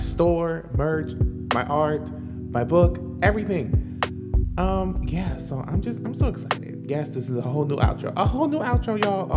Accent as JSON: {"language": "English", "region": "Maryland", "country": "United States", "said": "We're black. We're from Maryland"}